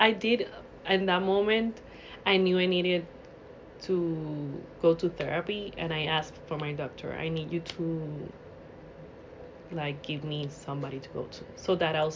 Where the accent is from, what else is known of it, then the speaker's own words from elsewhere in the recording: Puerto Rico; I'm from Puerto Rico